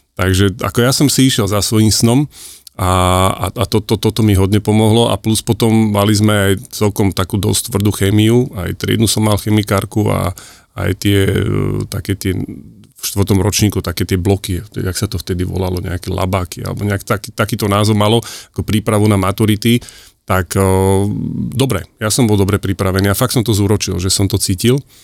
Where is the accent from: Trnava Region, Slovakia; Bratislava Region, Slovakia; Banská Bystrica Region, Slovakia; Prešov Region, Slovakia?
Bratislava Region, Slovakia; Bratislava; moved away as an adult; also born or lived in Košice; je počuť, že som z Bratislavy